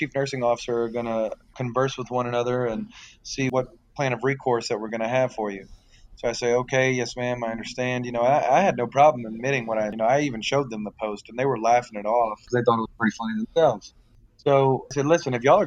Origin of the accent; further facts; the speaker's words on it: South Louisiana, United States; I'm from South Louisiana